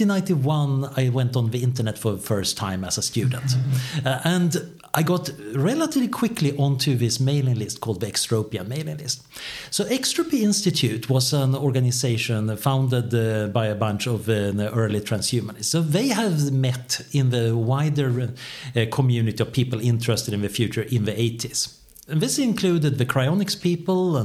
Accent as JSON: {"language": "English", "country": "Sweden", "said": "I am from Sweden"}